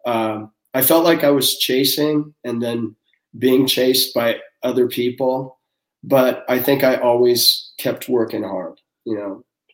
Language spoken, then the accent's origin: English; Seattle, Washington, United States; I'm from Seattle, and I was working at a rent-a-car place when I was going to college